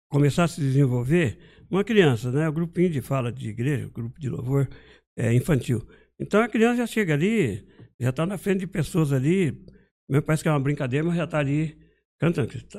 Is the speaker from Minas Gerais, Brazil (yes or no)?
yes; Montes Claros, Minas Gerais, Brazil; born there; nasci em Montes Claros, Minas Gerais